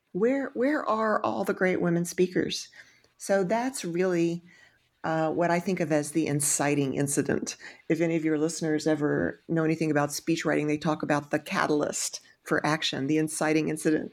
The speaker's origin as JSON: {"language": "English", "region": "Texas", "country": "United States", "tie": "born or raised there", "said": "I'm from Texas"}